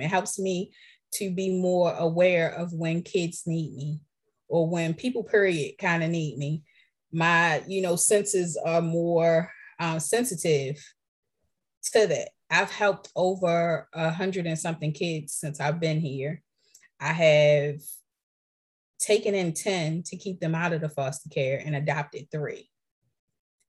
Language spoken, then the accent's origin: English; Baltimore, Maryland, United States; I'm from Baltimore. I'm a city girl